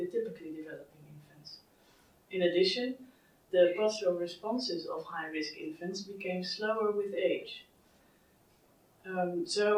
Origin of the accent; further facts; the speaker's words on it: Netherlands; I'm from the Netherlands.